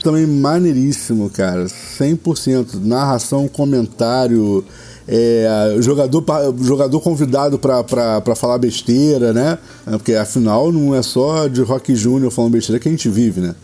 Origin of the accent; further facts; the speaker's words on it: Rio de Janeiro, Brazil; Eu sou, eu sou o típico fluminense.